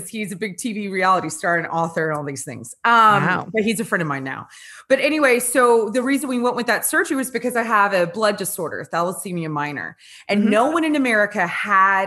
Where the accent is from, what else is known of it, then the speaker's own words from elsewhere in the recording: Louisiana, United States; I was born and raised in Louisiana